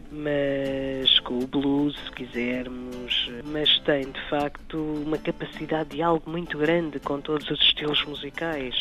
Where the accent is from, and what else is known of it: Portugal